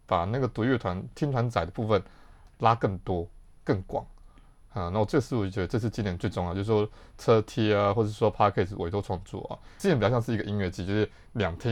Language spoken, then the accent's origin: Chinese; Yilan County, Taiwan; 我是宜兰人